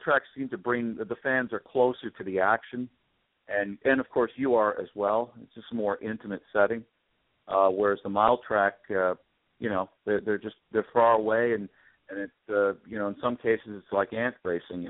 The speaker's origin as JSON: {"language": "English", "town": "Toronto", "region": "Ontario", "country": "Canada", "tie": "born or raised there", "said": "I grew up in Toronto"}